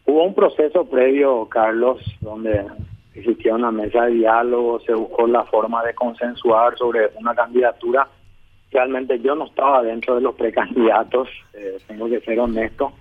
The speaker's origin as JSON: {"language": "Spanish", "region": "Asunción", "country": "Paraguay", "tie": "born or raised there", "said": "nací en Asunción"}